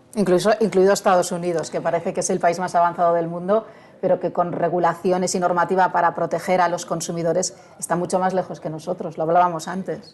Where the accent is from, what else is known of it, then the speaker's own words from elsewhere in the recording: Barcelona, Catalonia, Spain; En Barcelona, de donde yo soy